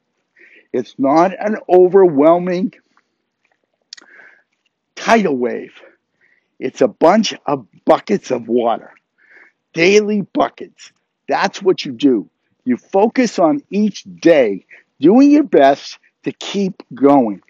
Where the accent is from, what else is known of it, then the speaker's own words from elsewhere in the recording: near Harvard University, Massachusetts, United States; growing up near Harvard University